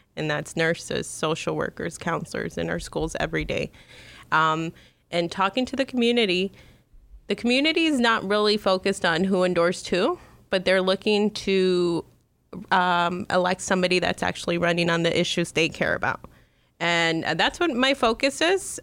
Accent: Chicago, Illinois, United States; I grew up in Chicago's northwest side.

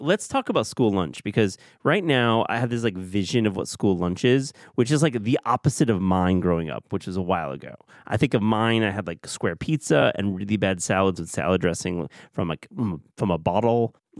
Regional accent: Michigan, United States; I grew up in Michigan, and we had a grinder place called Mancino's.

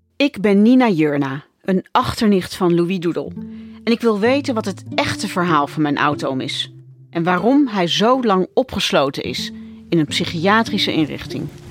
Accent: Netherlands; born or raised there

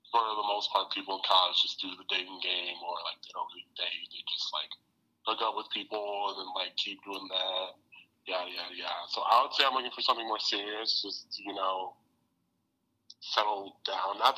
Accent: Detroit, Michigan, United States; I'm from the University of Michigan, from Detroit as well.

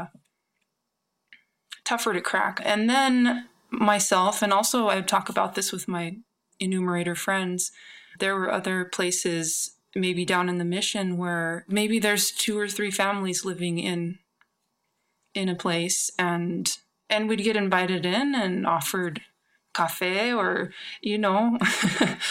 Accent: New Mexico, United States; moved away as an adult; also born or lived in San Francisco; I'm from New Mexico, but I was living in San Francisco at the time.

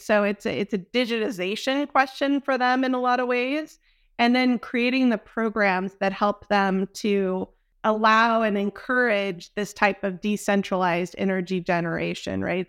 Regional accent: Dallas, Texas, United States; I'm from Dallas

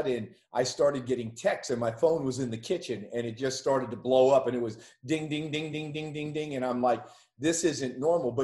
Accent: Allentown, Pennsylvania, United States; I'm from Allentown, Pennsylvania, just up the road

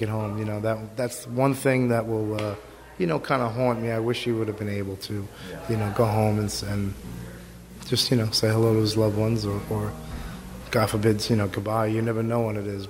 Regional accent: New York City, New York, United States; a longtime friend of mine from, growing up on Staten Island together

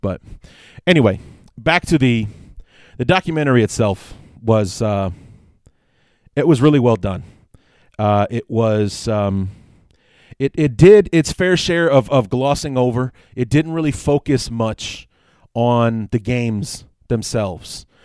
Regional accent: Chicago, Illinois, United States; born and raised in Chicago

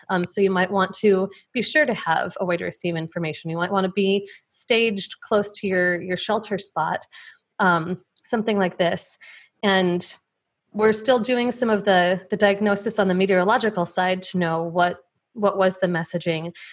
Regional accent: Plainfield, Illinois, United States; born or raised there

